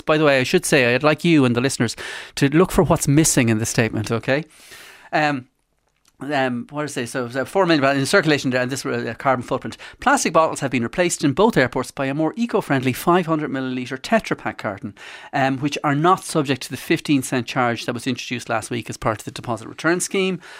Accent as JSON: {"language": "English", "country": "Ireland"}